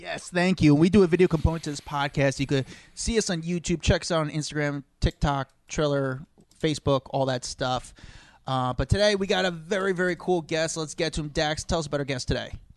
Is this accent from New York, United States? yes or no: yes; New York, United States; as a New Yorker